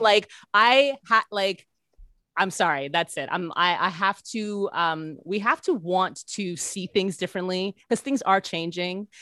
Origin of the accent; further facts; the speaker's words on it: Canada; being a Canadian